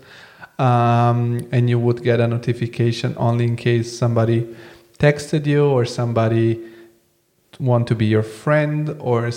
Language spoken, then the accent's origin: English; Bulgaria; I come from Bulgaria, so I'm like born in the 80s, although I'm born in the 90s